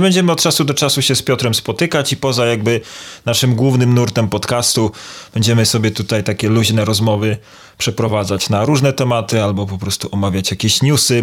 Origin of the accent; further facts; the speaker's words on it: Toruń, Kuyavian-Pomeranian Voivodeship, Poland; jestem z Torunia